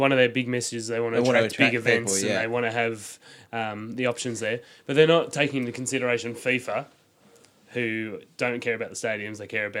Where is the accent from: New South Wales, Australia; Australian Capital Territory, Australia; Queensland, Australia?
Queensland, Australia; As a Queenslander